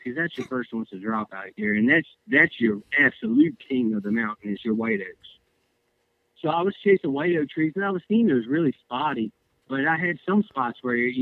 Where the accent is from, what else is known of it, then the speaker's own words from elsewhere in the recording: Maryland, United States; moved away as an adult; I grew up in Maryland. I grew up in the suburbs, like, you know, pretty much in between D.C. and Baltimore is where I grew up.